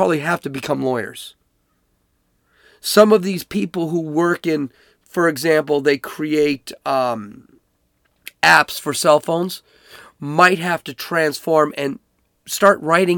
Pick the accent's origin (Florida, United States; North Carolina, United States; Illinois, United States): Illinois, United States; Chicago; I'm from Chicago. I'm from Oak Lawn